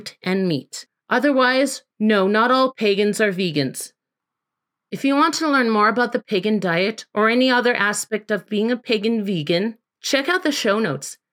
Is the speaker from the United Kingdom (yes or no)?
no; Canada; I am from Canada